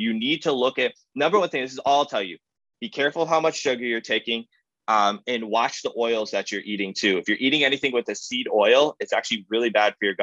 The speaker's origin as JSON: {"language": "English", "town": "Cleveland", "region": "Ohio", "country": "United States", "said": "I'm from Cleveland."}